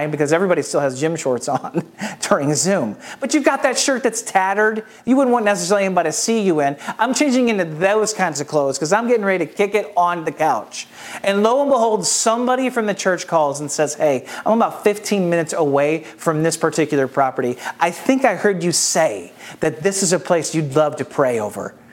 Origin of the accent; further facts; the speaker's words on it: St. Louis, Missouri, United States; now in Atlanta, United States; But I, you know, I'm from St. Louis, Missouri. Uh, if you're a part of our church here in Atlanta, you know that I talk about it all the time. Um, but I'm from St. Louis.